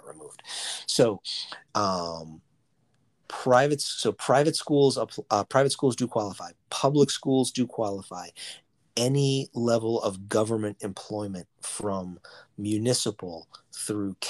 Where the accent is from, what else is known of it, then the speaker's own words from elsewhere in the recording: Boston, Massachusetts, United States; I'm from Boston, we call them parochial schools up here